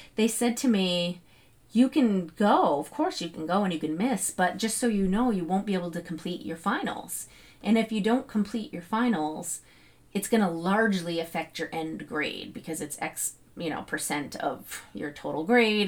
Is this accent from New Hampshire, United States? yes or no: yes; New Hampshire, United States; I'm from New Hampshire